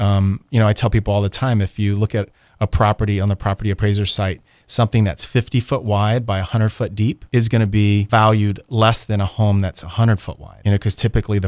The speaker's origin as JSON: {"language": "English", "town": "Atlanta", "region": "Georgia", "country": "United States", "said": "driving is not that big of a deal because I came from Atlanta and everywhere I drove is 45 minutes, you know?"}